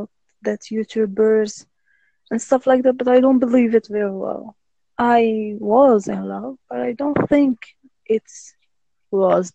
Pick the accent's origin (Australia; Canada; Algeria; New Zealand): Algeria; I'm from Algeria, Africa